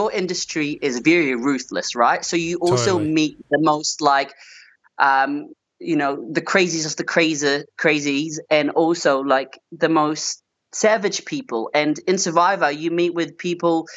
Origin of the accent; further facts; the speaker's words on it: New Zealand; moved away as an adult; now in Australia; I grew up in New Zealand